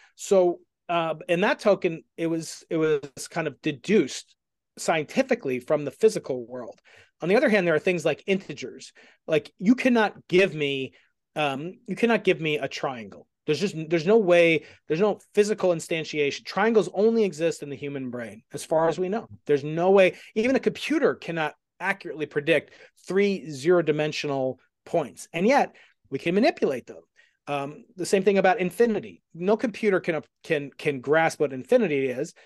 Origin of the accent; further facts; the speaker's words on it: Stony Brook, New York, United States; I'm from, I'm from Stony Brook